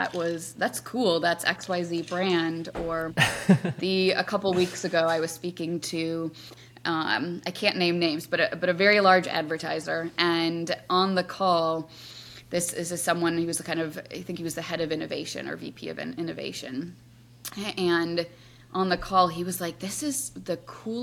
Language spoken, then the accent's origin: English; Wisconsin, United States; now in New York, United States; I live in New York now, but I grew up in Wisconsin